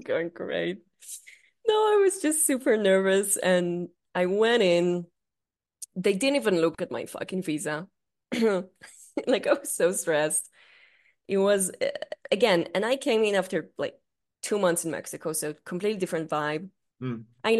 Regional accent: Israel; English is a second language; I'm from Israel

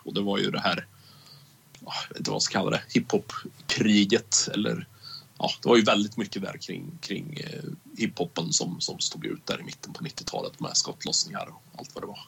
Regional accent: Karlskoga, Örebro County, Sweden; min hemstad

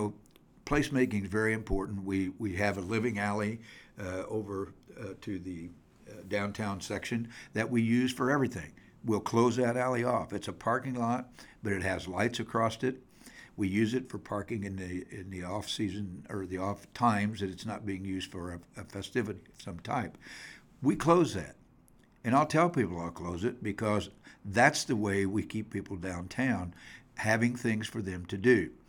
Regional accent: Greenfield, Indiana, United States; back home, which is Greenfield. And so it's pretty neat. One of the biggest hindrances I have is I'm 25 miles from Indianapolis

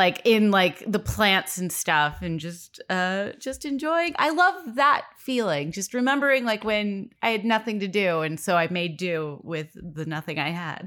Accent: Los Angeles, California, United States; born and raised in Los Angeles

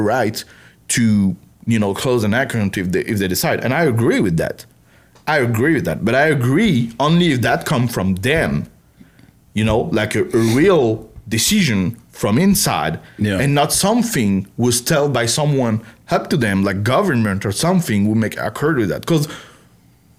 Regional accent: France; English is a second language; moved away as an adult; now in Texas, United States; I come from France

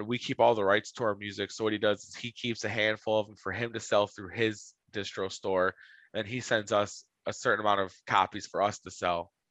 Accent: Flint, Michigan, United States; where I grew up in Flint and the parts of Flint I spent a lot of time

